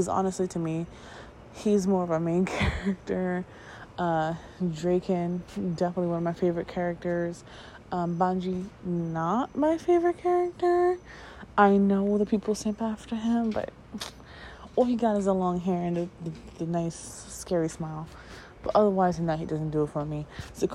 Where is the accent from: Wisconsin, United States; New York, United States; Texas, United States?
New York, United States; I grew up in New York.